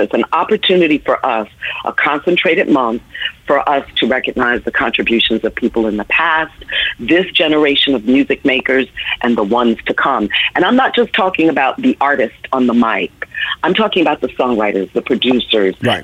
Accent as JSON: {"language": "English", "town": "New York City", "region": "New York", "country": "United States", "tie": "born or raised there", "also_born_or_lived": "Washington, District of Columbia, United States", "said": "New York, which is my hometown. I grew up in the Bronx and Harlem and Manhattan"}